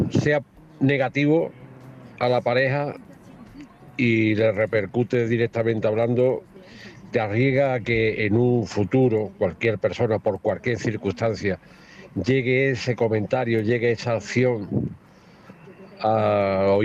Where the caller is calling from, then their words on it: Ronda, Andalusia, Spain; de Ronda.